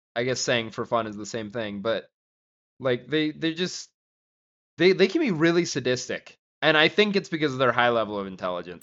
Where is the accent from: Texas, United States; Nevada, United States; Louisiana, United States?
Nevada, United States; Gardnerville; where I grew up in Gardnerville, like, at Lampy Park